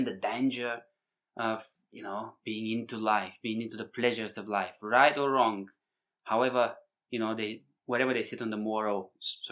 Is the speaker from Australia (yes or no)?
no; Bulgaria; moved away; growing up in Bulgaria, you know, post-communist Bulgaria